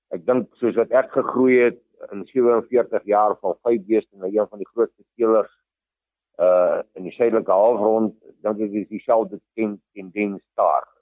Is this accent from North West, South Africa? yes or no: yes; Vanshoek, North West, South Africa; Ek het groot geword op die Vanshoek waar my boerdery ook nog steeds is.